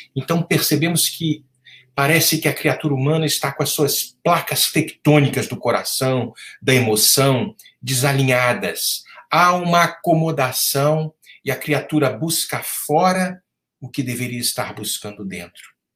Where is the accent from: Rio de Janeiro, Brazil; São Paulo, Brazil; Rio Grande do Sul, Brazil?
Rio de Janeiro, Brazil; no estado do Rio de Janeiro, meu estado natal, que amo profundamente